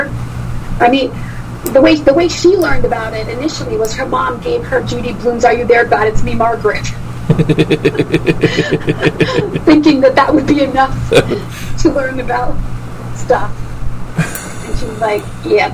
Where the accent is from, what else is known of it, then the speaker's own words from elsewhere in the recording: Portugal; I come from Portugal, so most teenage boys are pretty facially hairy because it's just an ethnic thing